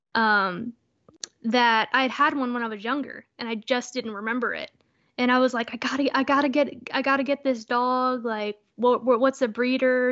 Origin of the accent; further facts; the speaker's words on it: Texas, United States; moved away; I'm originally from Texas